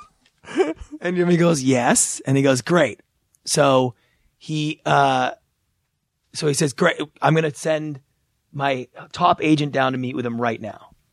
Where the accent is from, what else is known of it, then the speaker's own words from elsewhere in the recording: Canada; moved away as an adult; now in Los Angeles, United States; flying back to Canada I arrive in my hometown